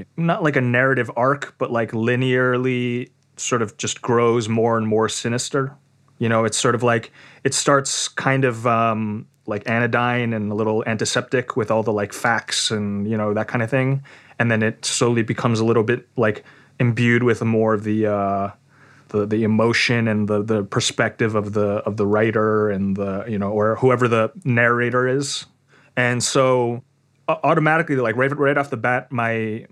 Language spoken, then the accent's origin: English; New York City, New York, United States; now in Tokyo, Japan; I am from Queens, New York, and I currently live in Tokyo